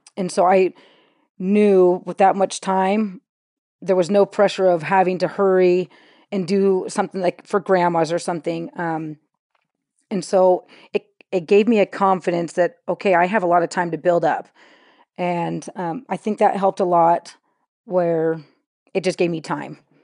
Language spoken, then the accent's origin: English; California, United States; now in Utah, United States; We grew up in California